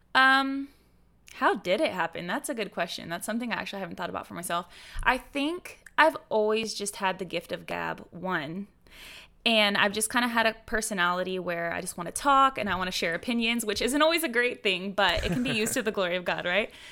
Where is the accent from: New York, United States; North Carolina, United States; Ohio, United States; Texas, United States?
Texas, United States; Houston; I'm from Houston, Texas. I'm from the Bible Belt, where everybody's a Christian